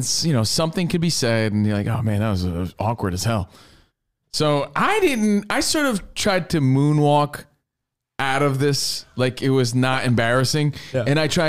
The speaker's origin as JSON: {"language": "English", "region": "Minnesota", "country": "United States", "said": "Yeah, hell, where are you from? I'm from Minnesota."}